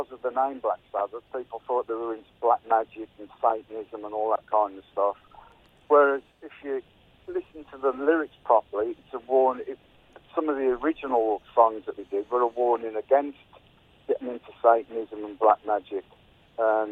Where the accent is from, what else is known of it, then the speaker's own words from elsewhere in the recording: Birmingham, West Midlands, United Kingdom; growing up in Birmingham and in England at the time